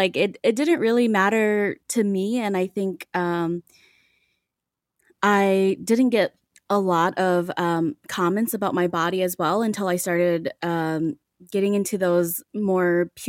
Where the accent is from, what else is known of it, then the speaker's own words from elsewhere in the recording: Saint Paul, Minnesota, United States; I was born and raised in Minnesota, I wasn't introduced to white people a lot.